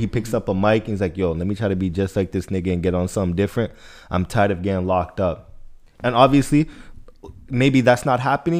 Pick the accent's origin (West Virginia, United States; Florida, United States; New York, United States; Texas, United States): Florida, United States; now in Edmonton, Canada; Bro, me, I'm from Florida.